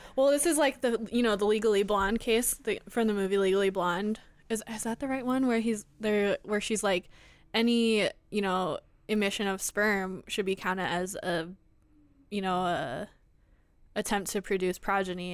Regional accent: Iowa, United States; we're both from Iowa

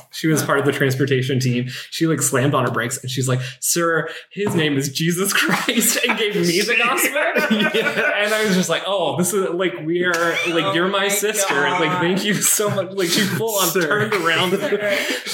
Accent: the South, United States; now in Los Angeles, United States; I'm from the South

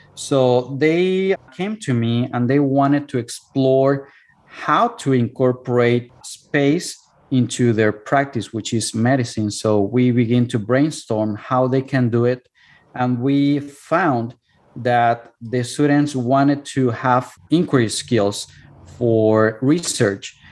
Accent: Cuernavaca, Morelos, Mexico; English is a second language; moved away as an adult; now in United States; my hometown which is cuernavaca

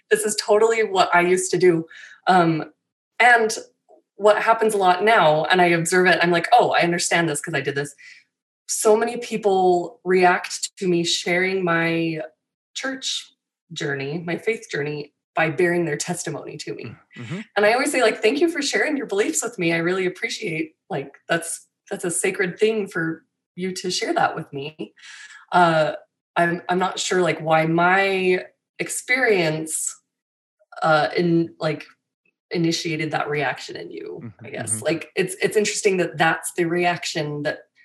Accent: Utah, United States; I have pioneer ancestry, but I grew up in Utah

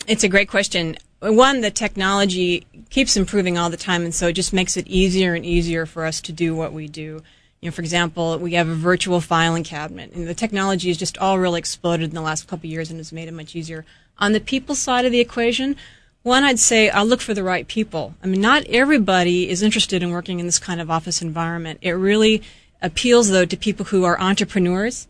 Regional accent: Temple City, California, United States; moved away as an adult; also born or lived in Australia; now in Hawaii, United States; I was born in Southern California and was raised there in a small community called Temple City.

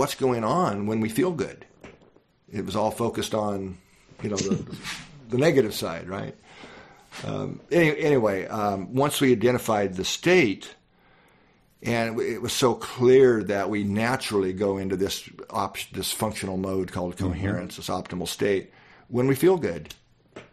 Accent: Midwest, United States; I grew up in the Midwest

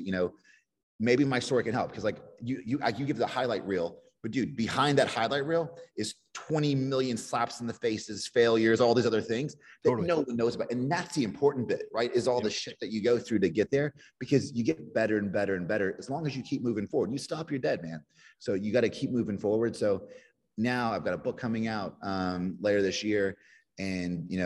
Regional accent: Kentucky, United States; moved away; when I was a kid from Kentucky

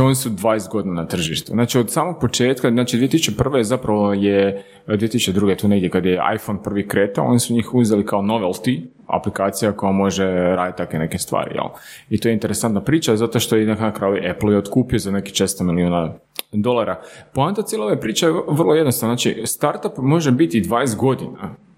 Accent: Slavonski Brod, Brod-Posavina County, Croatia; moved away as an adult; now in Zagreb, Croatia; mi smo iz Slavonskog broda, jel? Tu smo u Zagrebu već na jedno 10 plus godina.

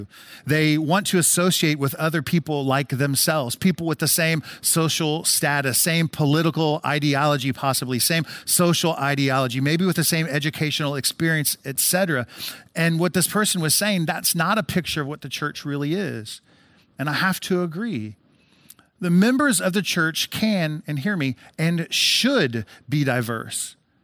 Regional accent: Decatur, Illinois, United States; But of course, I grew up in Central Illinois. I'm a Decatur resident my whole life.

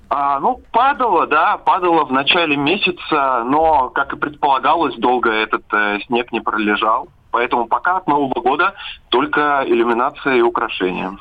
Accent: Siberia, Russia; Мы сибиряки

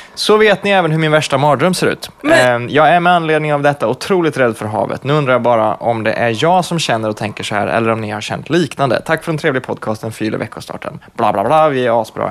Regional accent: Värmland, Sweden; jag är från Värmland

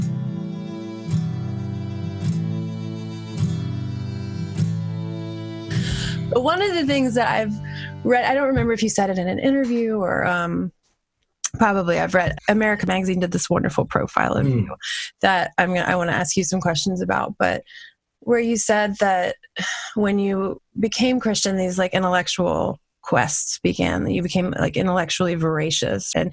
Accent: New Orleans, Louisiana, United States; I grew up right outside of New Orleans

